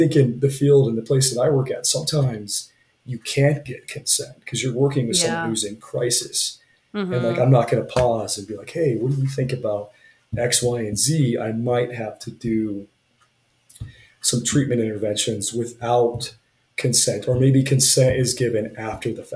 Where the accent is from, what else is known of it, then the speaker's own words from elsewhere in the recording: Utah, United States; now in Wyoming, United States; I grew up in Utah and then here in Wyoming